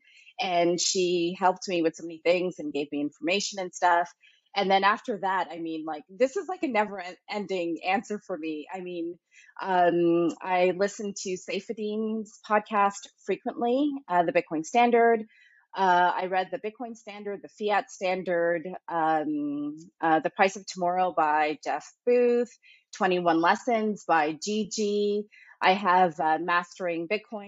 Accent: Scarborough, Ontario, Canada; moved away as an adult; now in Geneva, Switzerland; I'm from Scarborough, Ontario, Canada, and currently reside in Geneva, Switzerland.

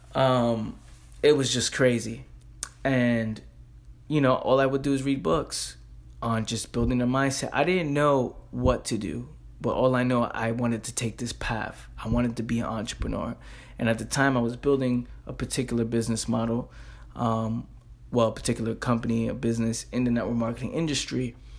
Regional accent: New York City, New York, United States; I'm a kid from the Bronx

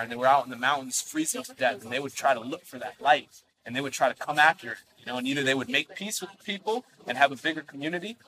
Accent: United States; I was born in the States

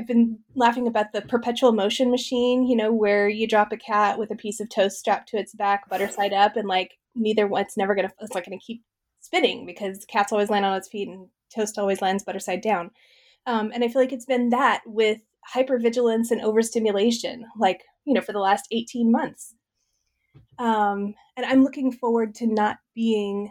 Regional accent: Midwest, United States; I grew up in the Midwest, in a farm family

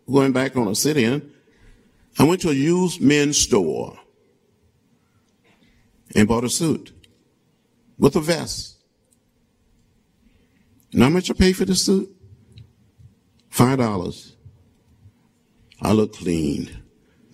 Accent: Troy, Alabama, United States; When I was growing up outside of Troy, Alabama, 50 miles from Montgomery, on that farm

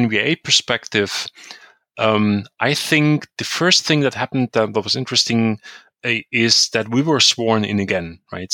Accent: Chemnitz, Saxony, Germany; also born or lived in Leipzig; at the university in Chemnitz, in my hometown

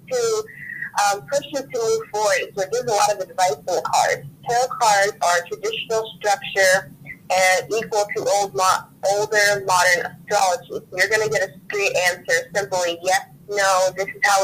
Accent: New Orleans, Louisiana, United States; I'm a psychic, and I am from New Orleans.

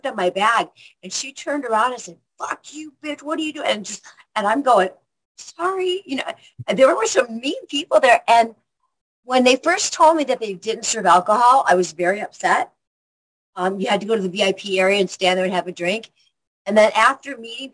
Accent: Rockford, Illinois, United States; moved away; I'm from Rockford, Illinois, and that's 90 miles northwest of Chicago.

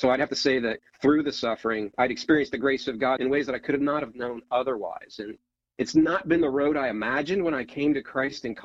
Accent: Ohio, United States; moved away as an adult; now in Northern Virginia, United States; So I grew up in Ohio, small town, four sisters.

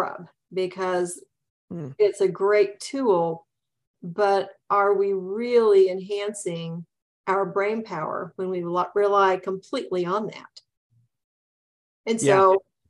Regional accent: Midwest, United States; now in Southern California, United States; I grew up in the Midwest.

